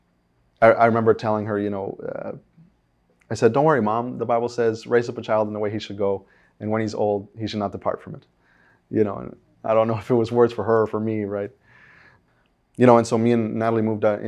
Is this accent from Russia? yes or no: no; Uruguay; moved away; I'm from Uruguay.